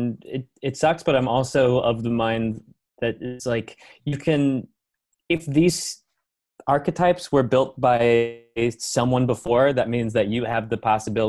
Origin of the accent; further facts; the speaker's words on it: Philippines; I get that a lot, but I am Asian and I don't do that. I'm actually Filipino.